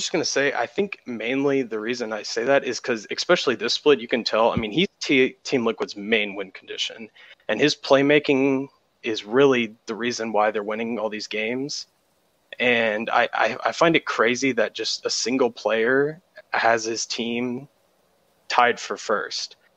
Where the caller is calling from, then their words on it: Galveston, Texas, United States; Uh, Galveston, Texas. What's going on, guys?